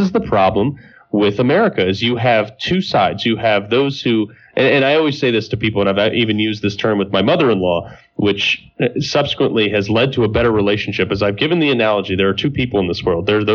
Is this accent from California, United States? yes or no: no; Greenwich, Connecticut, United States; I'm from Greenwich, Connecticut